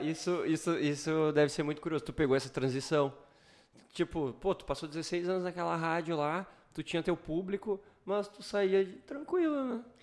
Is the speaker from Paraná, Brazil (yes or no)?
no; Sobradinho, Rio Grande do Sul, Brazil; moved away as an adult; now in Santa Cruz do Sul, Brazil; eu sou de Sobradinho